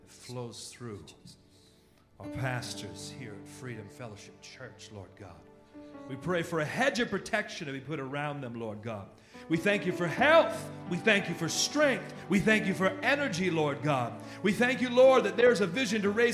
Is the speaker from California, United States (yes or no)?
yes; California, United States; I'm from California